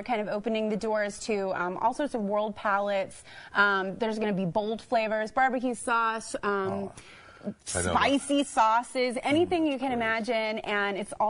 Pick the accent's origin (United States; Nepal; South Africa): United States; Dallas, Texas; I'm from Dallas.